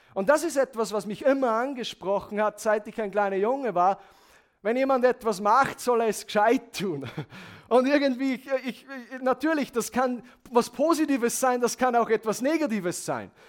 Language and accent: German; Handenberg, Upper Austria, Austria; Ich komme aus Handenberg